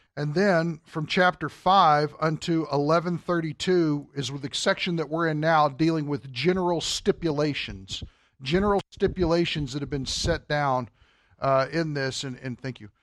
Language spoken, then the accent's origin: English; Kentucky, United States; now in Wisconsin, United States; we're from Kentucky